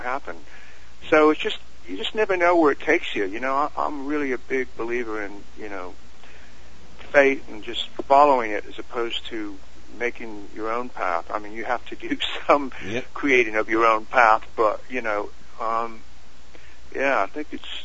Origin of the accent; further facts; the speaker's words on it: England, United Kingdom; we're English